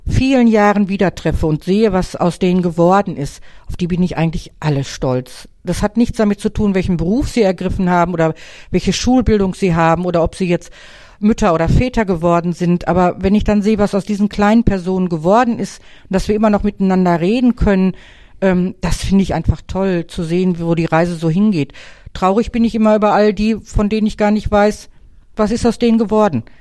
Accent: Wanne-Eickel, North Rhine-Westphalia, Germany; born there; Wanne Eikler Urgestein. Ich bin in Wanne Eikler geboren.

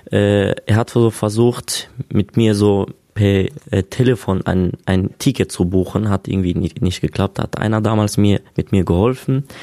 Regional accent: Syria; Ich bin halt Kurde, also aus Syrien.

